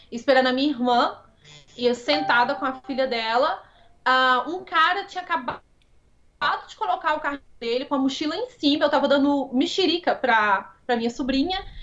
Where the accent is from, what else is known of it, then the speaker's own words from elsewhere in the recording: Brazil; Como eu sou brasileira.